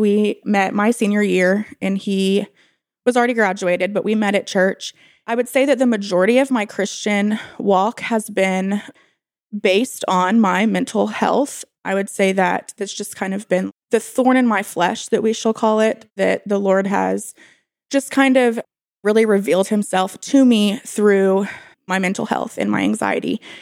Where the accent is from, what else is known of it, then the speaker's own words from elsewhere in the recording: Bentonville, Arkansas, United States; I was born and raised in Bentonville, and I live here